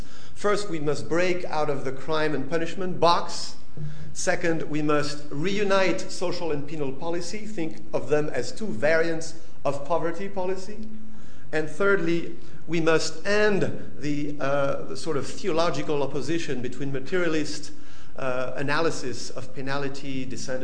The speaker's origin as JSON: {"language": "English", "region": "southern France", "country": "France", "tie": "born or raised there", "moved": "yes", "said": "my hometown in southern France"}